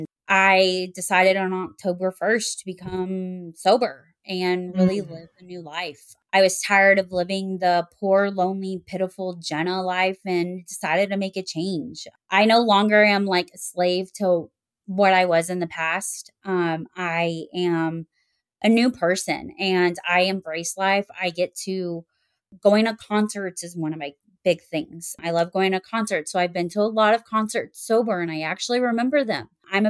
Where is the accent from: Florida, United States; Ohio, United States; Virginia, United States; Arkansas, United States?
Arkansas, United States; Little Rock; also born or lived in Texas; is I was born in Texas and then grew up in Little Rock, Arkansas, moved around a whole lot.